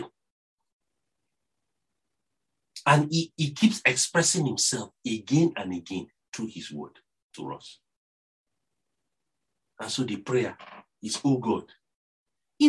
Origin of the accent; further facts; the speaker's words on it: Nigeria; accent: Nigerian; my Nigerian accent